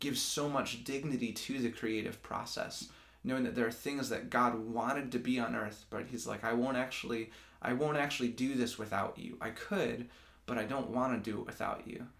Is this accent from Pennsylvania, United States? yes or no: no; Grand Rapids, Michigan, United States; also born or lived in Lansing, Michigan; I'm from Grand Rapids, Michigan, grew up there, um, and then I moved to Lansing in 2012 for school